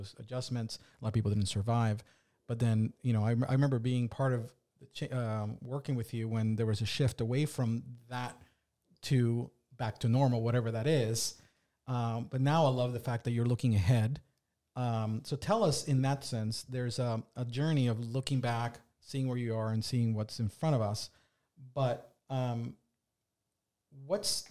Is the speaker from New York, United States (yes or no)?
no; Northern Virginia, United States; now in Delaware, United States; I grew up in Northern Virginia